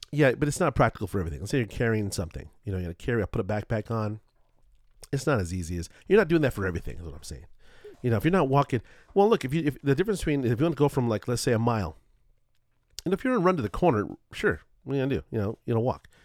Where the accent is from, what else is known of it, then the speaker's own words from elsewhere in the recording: Culver City, California, United States; growing up in Culver City